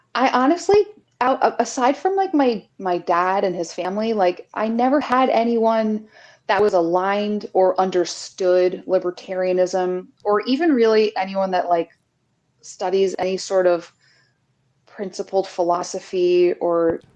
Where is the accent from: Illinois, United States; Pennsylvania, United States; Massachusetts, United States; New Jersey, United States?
New Jersey, United States; also born or lived in New York City; I'm from New Jersey. I've worked in New York City for most of my adult life.